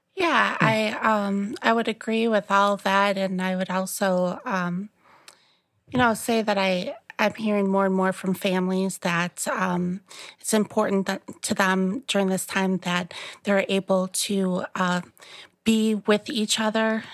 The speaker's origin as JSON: {"language": "English", "town": "La Grange", "region": "Illinois", "country": "United States", "tie": "born or raised there", "said": "I grew up here in the Chicagoland area, um, in LaGrange. It's, it's, um, southwest suburb of Chicago. And I've lived here my whole"}